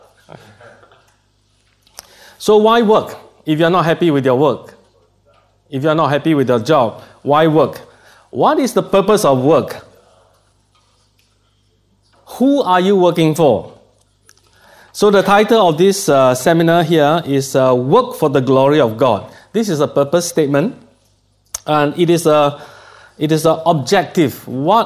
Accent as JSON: {"language": "English", "country": "Singapore", "accent": "Singlish", "said": "from Singapore, and I speak Singlish. That is, you know, Singapore English is, we call it Singlish."}